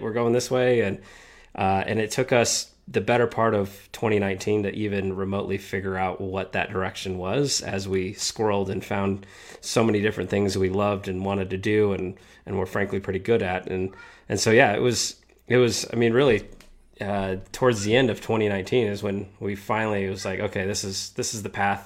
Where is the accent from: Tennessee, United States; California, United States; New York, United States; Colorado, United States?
Colorado, United States; Denver; we stay in the great state of Colorado